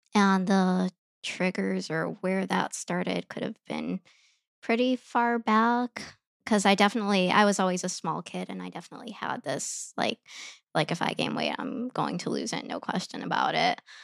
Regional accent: Chicago, Illinois, United States; I grew up in Chicago

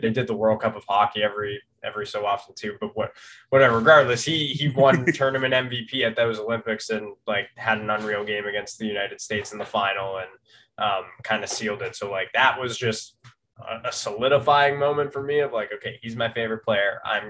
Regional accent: Toronto, Ontario, Canada; Yeah, I am from Toronto. I've grown up in Canada, in Toronto specifically, or just north of the city kind of all my life.

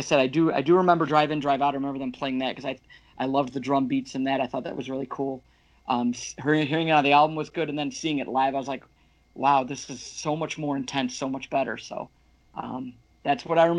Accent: Michigan, United States; My first show was May of 99 at home here, and I'm from Michigan

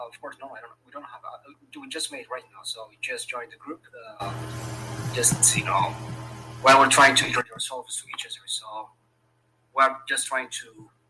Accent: Ethiopia; first language Amharic; English is a second language; moved away as an adult; now in Antwerp, Belgium; from the Republic of Serbia. I'm originally from Ethiopia, but recently, just 4 months, a month ago, I came here in Belgium, particularly in Antwerp

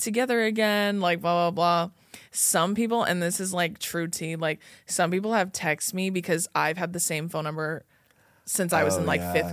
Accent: Inland Empire, Southern California, United States; also born or lived in Hawaii; I was raised here. I was raised in Southern California. I'm from the Inland Empire.

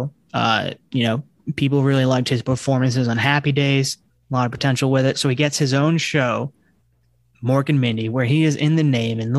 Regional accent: Northeast, United States; We're from the Northeast

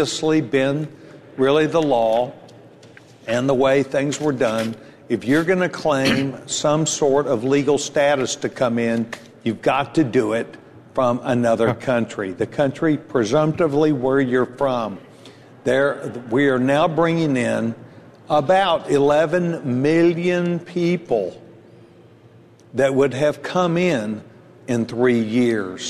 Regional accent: Texas, United States; I'm a Texan

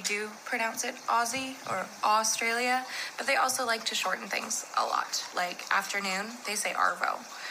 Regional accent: Canada; I'm from Canada.

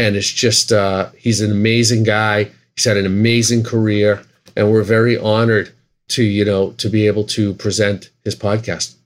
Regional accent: Boston, Massachusetts, United States; We're both from Boston

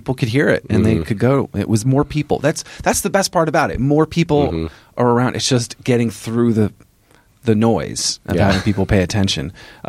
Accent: Vermont, United States; I'm from Vermont.

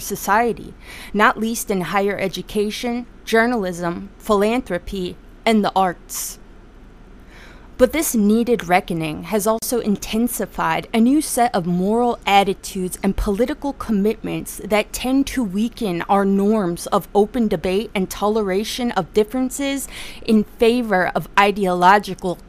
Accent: United States; my experience as an American

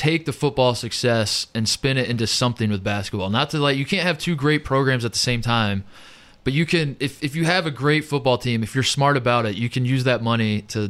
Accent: Indiana, United States; when I was growing up in Indiana

